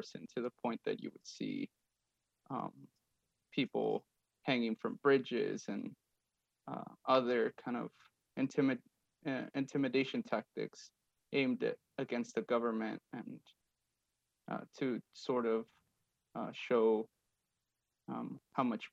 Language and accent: English; Ciudad Juárez, Chihuahua, Mexico; now in Nashville, United States; I grew up in Mexico. I grew up in Ciudad Juarez